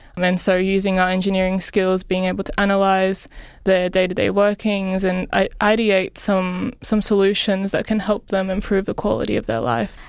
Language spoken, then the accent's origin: English; Philippines; now in Australia; I grew up in the Philippines